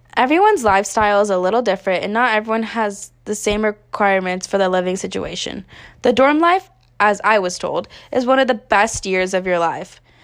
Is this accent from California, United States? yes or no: yes; Northern California, United States; moved away as an adult; now in Tempe, United States; I am originally from Northern California, but decided to move to Arizona to further my education.